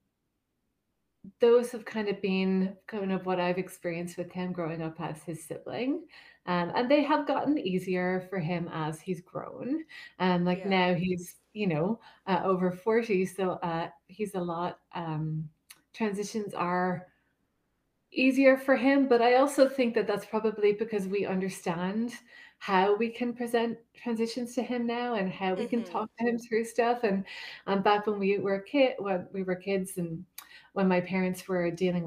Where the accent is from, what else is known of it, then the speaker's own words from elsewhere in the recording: Ireland; moved away; I'm originally from Ireland